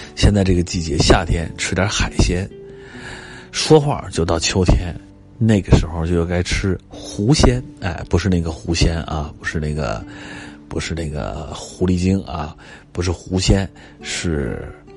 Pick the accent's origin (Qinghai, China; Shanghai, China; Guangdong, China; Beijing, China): Beijing, China; also born or lived in Nanchang, Jiangxi; 到六岁，啊，一九七七年，呃，来到了北京